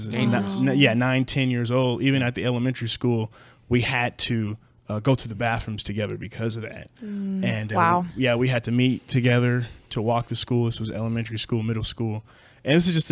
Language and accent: English; Madera, California, United States; I grew up in a small town in Central Valley, California, Madera, California. I was born there in 1988